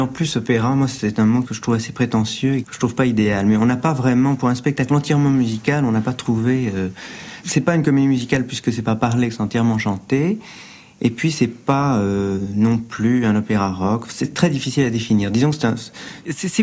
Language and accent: French; France